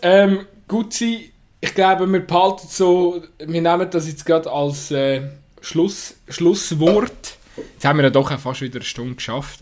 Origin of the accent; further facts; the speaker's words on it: Switzerland; uns als Schweizer Fußballfan